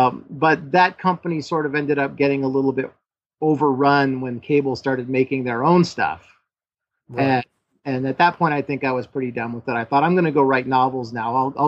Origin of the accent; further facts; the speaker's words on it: Los Angeles, California, United States; born there; So I thought, well, I was born in Los Angeles. So I thought, well, I'll come back down to Los Angeles